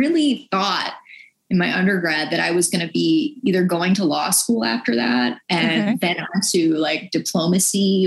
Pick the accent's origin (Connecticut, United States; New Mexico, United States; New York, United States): New York, United States; Buffalo; now in Mississippi, United States; I grew up Catholic in Buffalo, New York